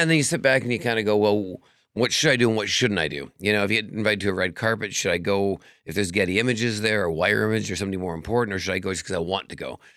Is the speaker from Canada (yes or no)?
yes; Vancouver, British Columbia, Canada; now in Las Vegas, United States; I'm from Canada originally, Vancouver